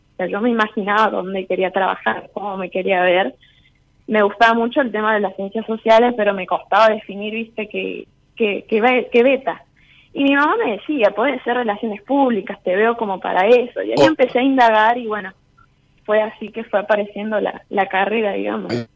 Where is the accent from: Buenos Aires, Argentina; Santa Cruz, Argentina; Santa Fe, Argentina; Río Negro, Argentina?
Santa Cruz, Argentina; Caleta Olivia; moved away as an adult; now in Córdoba, Argentina; yo soy de Santa Cruz, de Caleta Olivia